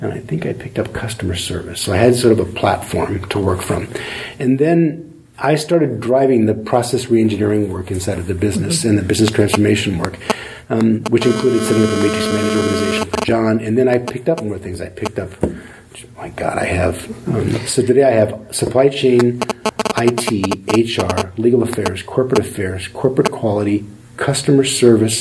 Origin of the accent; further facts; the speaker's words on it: Indiana, United States; moved away as an adult; now in California, United States; So I grew up in the Midwest in Indiana. I went to school in Indiana